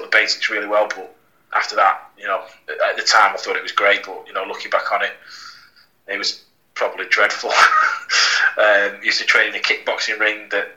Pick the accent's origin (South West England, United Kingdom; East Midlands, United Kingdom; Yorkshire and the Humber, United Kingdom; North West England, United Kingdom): North West England, United Kingdom; Blackpool; I'm from Blackpool